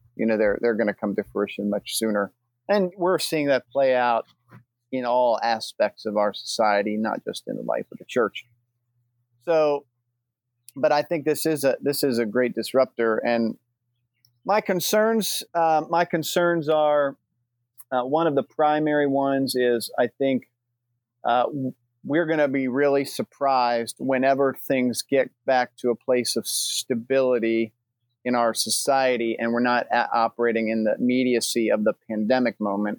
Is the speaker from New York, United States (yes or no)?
no; north of Baltimore, Maryland, United States; I grew up in a little bit north of Baltimore, Maryland